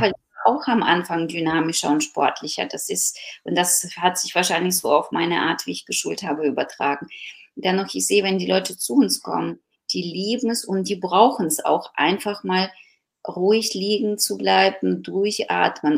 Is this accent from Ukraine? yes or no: yes; Ukraine; now in Germany; ich bin gebürtige Ukrainerin, die schon sehr lange in Deutschland lebt